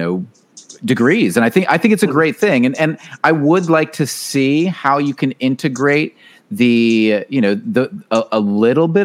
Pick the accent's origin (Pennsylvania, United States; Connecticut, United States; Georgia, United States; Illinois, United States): Georgia, United States; Chase actually and I grew up in Georgia.